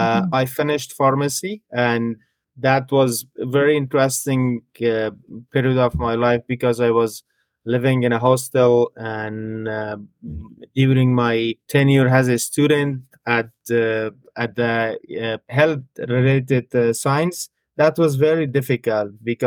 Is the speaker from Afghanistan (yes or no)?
yes; Afghanistan; moved away as an adult; now in Ottawa, Canada; I'm from Afghanistan